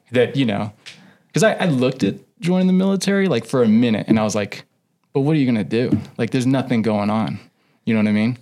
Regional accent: Houston, Texas, United States; moved away as an adult; now in Billings, United States; I grew up in Houston.

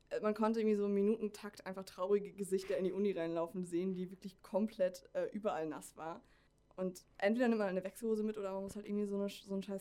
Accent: Flensburg, Schleswig-Holstein, Germany; Ja, ich komme äh, aus Flensburg, was nicht die nördlichste Stadt Deutschlands ist, sondern das ist auf Sylt. Aber die nördlichste kreisfreie Stadt Deutschlands.

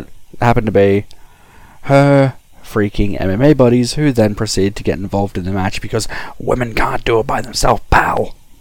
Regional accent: Australia; speaking as an Australian

